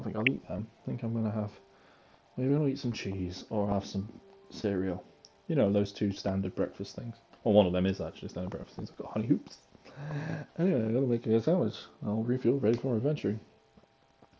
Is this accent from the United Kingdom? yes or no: yes; United Kingdom; I'm British